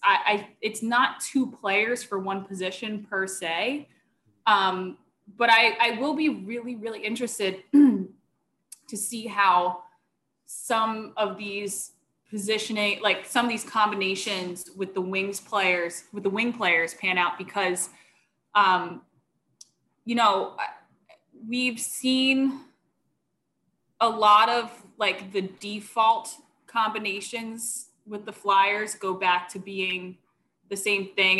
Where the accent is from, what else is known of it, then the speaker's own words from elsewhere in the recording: Philadelphia, Pennsylvania, United States; accent: Philly; I'm from here. My parents talk like